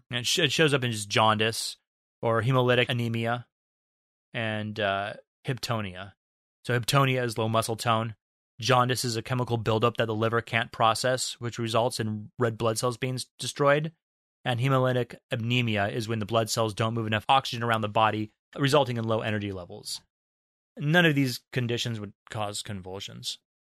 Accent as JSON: {"language": "English", "country": "United States", "said": "we're American"}